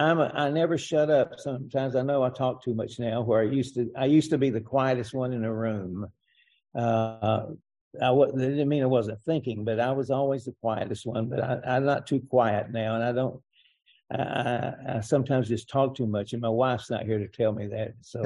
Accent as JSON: {"language": "English", "town": "Atlanta", "region": "Georgia", "country": "United States", "tie": "born or raised there", "moved": "yes", "lives_now": "Jacksonville, United States", "said": "I was born in Atlanta, Georgia."}